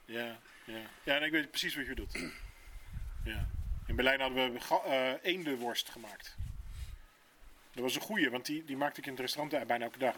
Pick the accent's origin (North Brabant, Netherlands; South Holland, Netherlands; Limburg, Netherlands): South Holland, Netherlands; Rotterdam; Ik ben een Rotterdammer natuurlijk